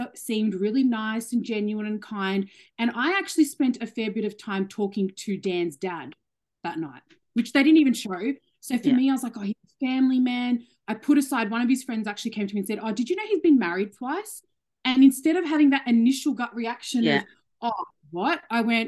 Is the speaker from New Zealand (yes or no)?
no; Australia; I love being Australian